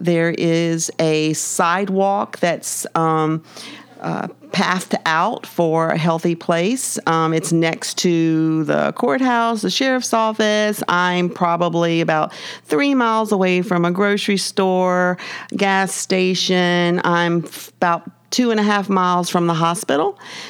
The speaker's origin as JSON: {"language": "English", "town": "Baton Rouge", "region": "Louisiana", "country": "United States", "tie": "born or raised there", "also_born_or_lived": "Ascension Parish, Louisiana", "said": "I'm from Louisiana, born and raised in the capital city, Baton Rouge, and live now in Ascension Parish."}